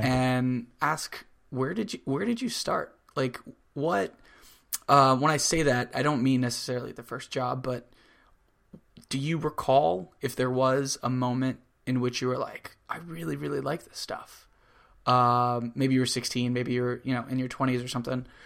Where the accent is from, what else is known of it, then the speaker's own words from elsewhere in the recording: Florida, United States; now in New York, United States; I grew up in Florida